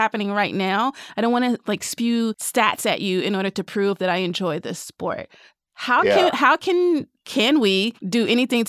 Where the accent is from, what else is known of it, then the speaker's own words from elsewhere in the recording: Nashville, Tennessee, United States; I grew up in Nashville